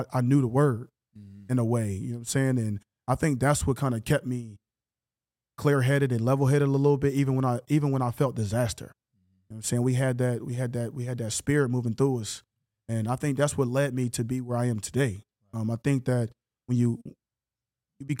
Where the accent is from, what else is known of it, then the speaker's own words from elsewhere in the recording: Philadelphia, Pennsylvania, United States; moved away as an adult; now in Canada; I'm a project kid. I'm born and raised in Philly